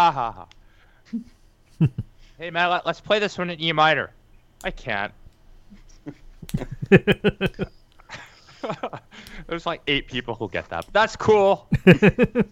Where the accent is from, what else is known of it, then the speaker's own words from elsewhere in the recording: Alberta, Canada; I'm from Alberta